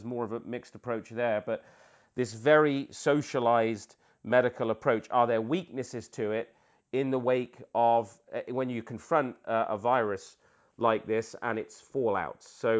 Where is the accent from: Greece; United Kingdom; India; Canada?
United Kingdom; Peter, as a Brit myself and you living in the UK, you know how important...